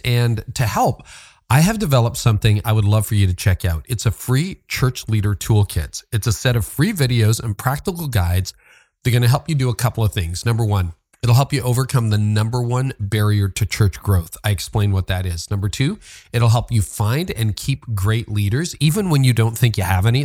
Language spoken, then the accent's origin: English; Canada; I'm a Canadian